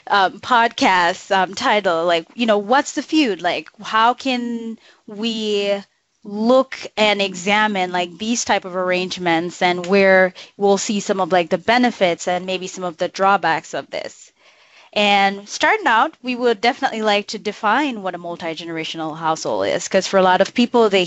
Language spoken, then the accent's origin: English; Jamaica; now in United States; I grew up in Jamaica, rural Jamaica, in a multi-generational household.